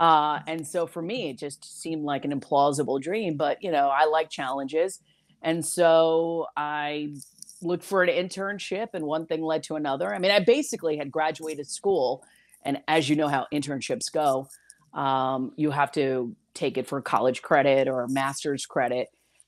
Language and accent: English; New York, United States; I am so proud of the fact that I am from New York